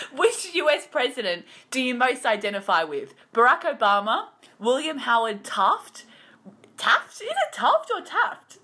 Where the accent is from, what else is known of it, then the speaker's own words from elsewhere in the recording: Australia; as an Australian